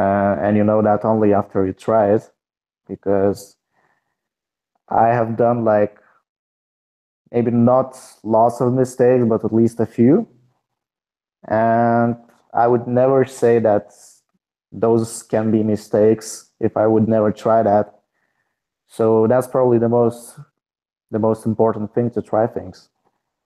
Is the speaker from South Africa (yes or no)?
no; Trakai, Vilnius County, Lithuania; my hometown, Trakai